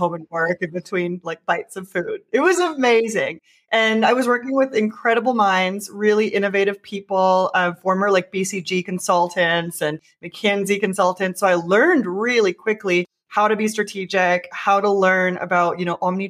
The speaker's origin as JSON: {"language": "English", "country": "Canada", "also_born_or_lived": "Mexico / New York", "moved": "yes", "said": "I'm actually Canadian"}